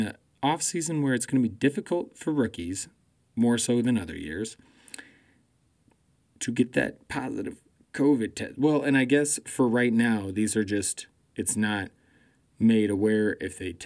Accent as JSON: {"language": "English", "town": "Denver", "region": "Colorado", "country": "United States", "said": "the Denver Broncos, my hometown team"}